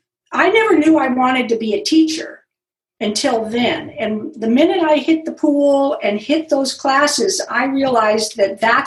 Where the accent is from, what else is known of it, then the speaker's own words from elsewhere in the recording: Los Gatos, California, United States; Well, I grew up in Los Gatos.